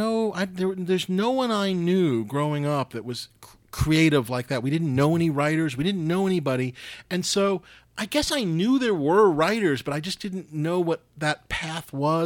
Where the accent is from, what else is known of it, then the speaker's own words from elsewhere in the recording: New York City, New York, United States; moved away; I grew up in New York City.